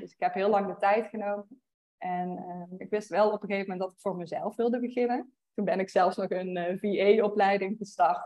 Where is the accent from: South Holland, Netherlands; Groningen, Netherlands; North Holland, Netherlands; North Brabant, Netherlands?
North Brabant, Netherlands; Veldhoven; moved away as an adult; also born or lived in Utrecht / Eindhoven; now in Austin, United States; ik kom uit het Brabantse Veldhoven